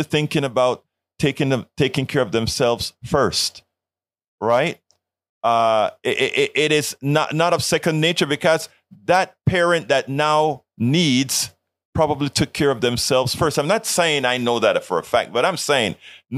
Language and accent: English; Colón, Panama; now in United States; In Panama, in Colón, where I'm from